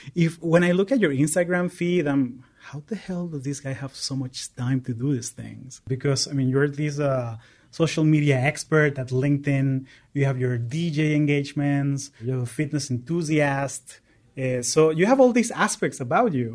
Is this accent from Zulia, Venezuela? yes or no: no; Caracas, Capital District, Venezuela; now in United States; I am originally from Caracas, Venezuela, and I've been calling the U S home for the last twenty years